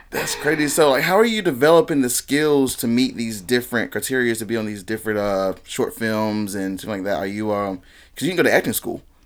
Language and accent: English; High Point, North Carolina, United States; I grew up right in High Point, um, North, North Main Street area